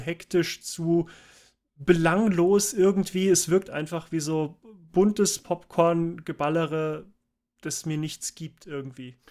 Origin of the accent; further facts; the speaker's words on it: Munich, Bavaria, Germany; Ich komme hier aus München